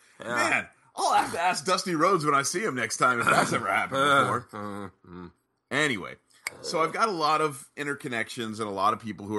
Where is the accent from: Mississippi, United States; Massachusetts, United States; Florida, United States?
Florida, United States; Orlando; I was from Orlando.